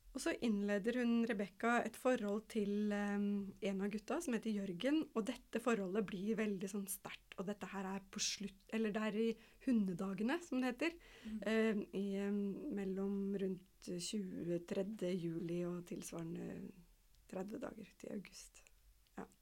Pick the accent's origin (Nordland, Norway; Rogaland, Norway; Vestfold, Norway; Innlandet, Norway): Innlandet, Norway; Kongsvinger; jeg er oppvokst i skogen ved Kongsvinger